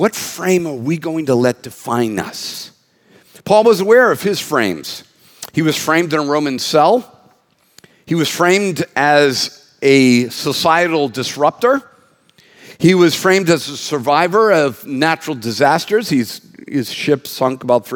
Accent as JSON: {"language": "English", "country": "United States", "said": "an American that's been around since 1959"}